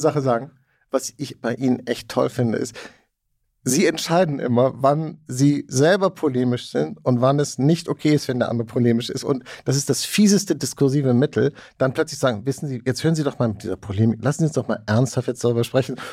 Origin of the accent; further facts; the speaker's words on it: West Germany, Germany; als Westdeutscher, der ich in, in, in den 70ern und 80ern in Westdeutschland aufgewachsen bin